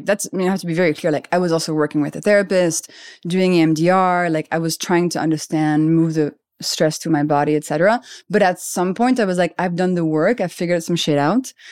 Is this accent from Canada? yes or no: no; Paris, Île-de-France, France; moved away as an adult; also born or lived in London; I grew up in Paris. I'm French.